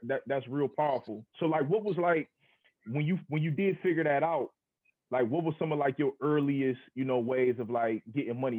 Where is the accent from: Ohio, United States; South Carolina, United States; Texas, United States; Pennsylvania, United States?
Ohio, United States; Akron; I'm from Akron. I'm from Northeast Ohio.